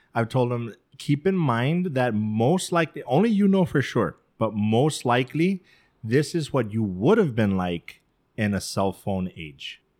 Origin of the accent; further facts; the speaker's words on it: El Paso, Texas, United States; growing up in El Paso